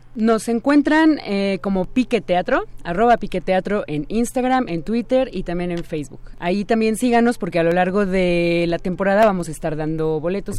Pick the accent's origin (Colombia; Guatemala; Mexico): Mexico; como sociedad mexicana